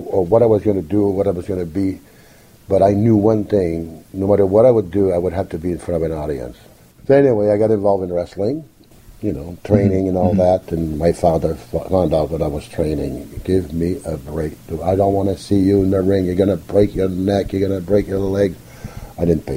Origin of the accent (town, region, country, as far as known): Montreal, Quebec, Canada; born or raised there; English is a second language; moved away as an adult